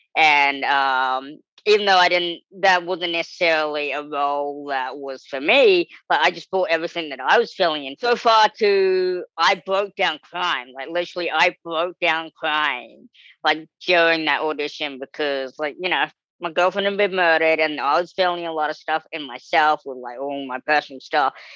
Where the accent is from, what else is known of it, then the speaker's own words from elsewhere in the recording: New Zealand; moved away as an adult; now in United States; being this small little kid growing up in New Zealand